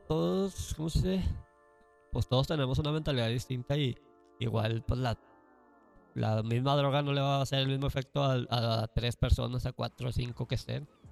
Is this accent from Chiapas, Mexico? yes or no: no; Mexico City, Mexico; Tepito, mi barrio. ah, pues yo soy de Tepito